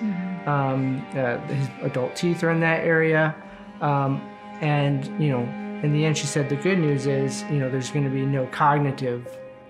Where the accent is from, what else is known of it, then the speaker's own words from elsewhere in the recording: Arizona, United States; being that we're from Arizona, if all things were equal, could we go to Mayo Clinic in Arizona? Since that's where we moved from, my mom lives there